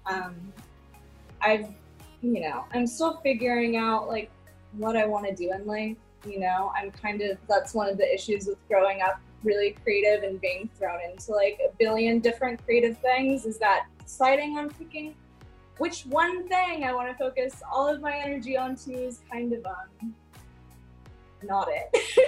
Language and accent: English; Los Angeles, California, United States; grew up in Venice, which is kind of wild